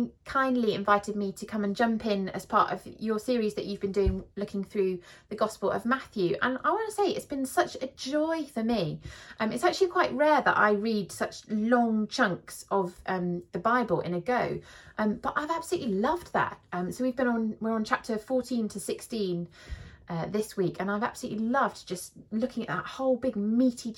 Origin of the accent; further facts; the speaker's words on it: South of England, United Kingdom; moved away; also born or lived in London / Bath; I'm from the south